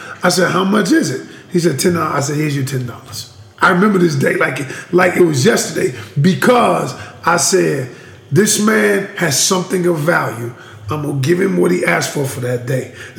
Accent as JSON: {"language": "English", "region": "Georgia", "country": "United States", "moved": "yes", "lives_now": "North Carolina, United States", "said": "I ain't even from here. Yeah, I know. I'm from the Peach State."}